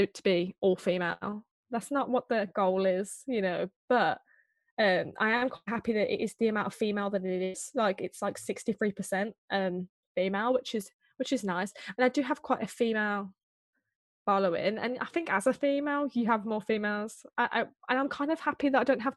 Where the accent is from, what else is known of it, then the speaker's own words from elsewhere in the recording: Birmingham, West Midlands, United Kingdom; I'm from Birmingham.